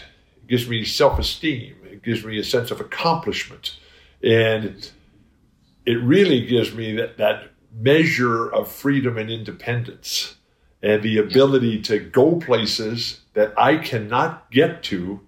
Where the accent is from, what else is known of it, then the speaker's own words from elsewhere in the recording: San Diego, California, United States; I live in my hometown of San Diego.